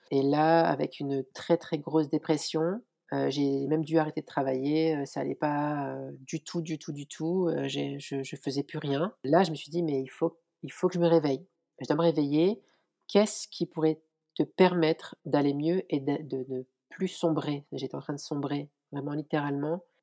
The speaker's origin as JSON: {"language": "French", "country": "France", "tie": "born or raised there", "said": "je suis née en France et mes parents sont originaires d'Algérie."}